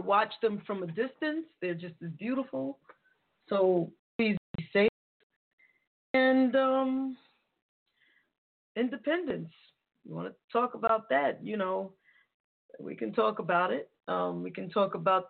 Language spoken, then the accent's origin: English; New York, United States; being a New Yorker